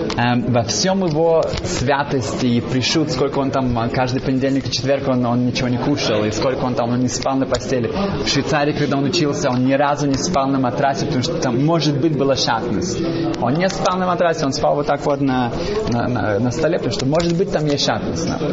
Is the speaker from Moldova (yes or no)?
no; Germany; Russian is a second language; moved away; я вырос в Германии